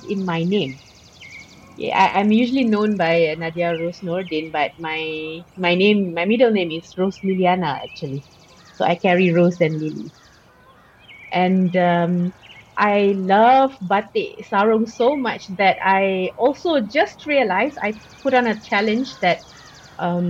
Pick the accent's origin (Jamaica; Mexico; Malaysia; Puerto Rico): Malaysia; Growing up in Malaysia